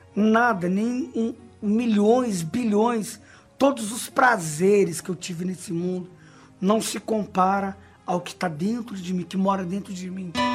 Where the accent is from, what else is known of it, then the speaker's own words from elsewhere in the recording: Brazil; Nasci numa comunidade na Zona Leste